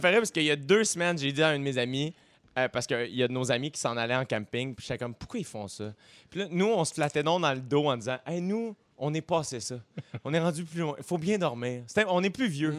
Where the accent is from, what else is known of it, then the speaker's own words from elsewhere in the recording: South Shore, Quebec, Canada; je viens de la rive sud